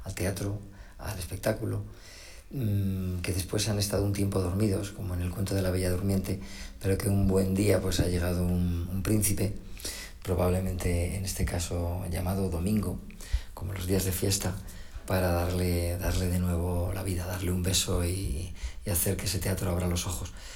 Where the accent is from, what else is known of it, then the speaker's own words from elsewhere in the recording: La Rioja, Spain; La Rioja, que es además mi tierra